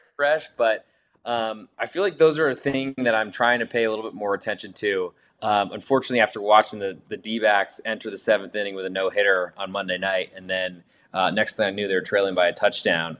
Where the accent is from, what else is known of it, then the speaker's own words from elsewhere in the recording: Boston, Massachusetts, United States; growing up in the Boston area and being a Red Sox fan